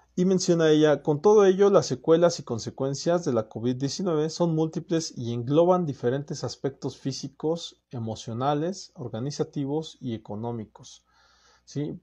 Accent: Mexico; como mexicanos

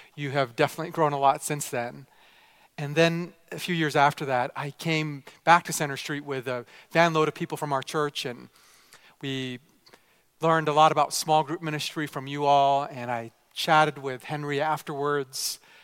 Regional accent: Vancouver, British Columbia, Canada; also born or lived in Japan; I was raised primarily here in Canada

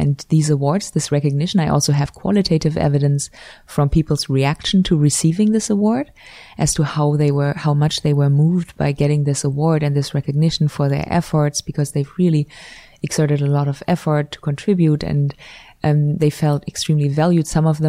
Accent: Switzerland; now in United States; So I came from Switzerland where you do have awards, but it's very limited, the number of awards, compared in particular to the US.

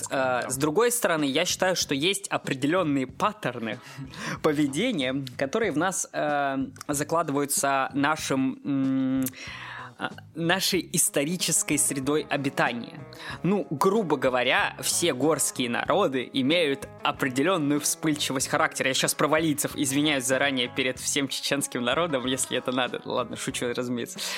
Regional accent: Moscow, Russia; я, как москвич

